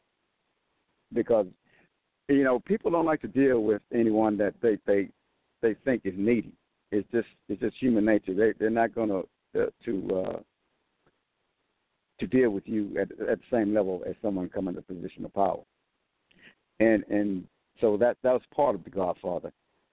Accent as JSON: {"language": "English", "region": "Texas", "country": "United States", "said": "I'm from Texas, so when I'm in California, I'm still in America"}